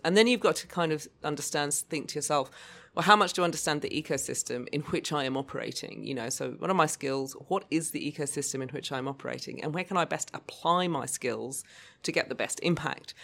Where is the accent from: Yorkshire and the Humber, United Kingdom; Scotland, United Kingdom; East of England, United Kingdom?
Scotland, United Kingdom; Lewis, Outer Hebrides; also born or lived in Obuasi, Ghana; now in Australia; I actually grew up between the Outer Hebrides and West Africa, Ghana, Obuasi.